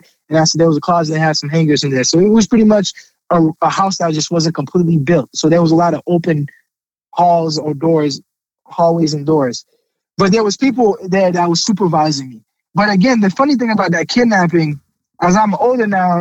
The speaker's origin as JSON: {"language": "English", "country": "Haiti", "also_born_or_lived": "Port-au-Prince", "moved": "yes", "lives_now": "United States", "said": "I'm from Haiti originally"}